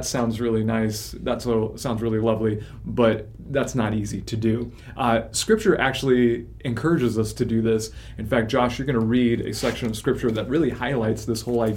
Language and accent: English; Bay Area, California, United States; also born or lived in San Jose; I grew up in the Bay Area and actually lived for many years in San Jose